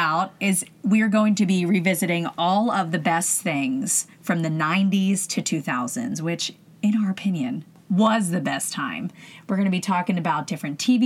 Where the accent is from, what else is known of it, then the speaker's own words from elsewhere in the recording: small town outside Philadelphia, Pennsylvania, United States; moved away as an adult; now in Los Angeles, United States; I am from a small town about an hour or so outside of Philly. So I'm from Philadelphia, Pennsylvania. Mm. Born and raised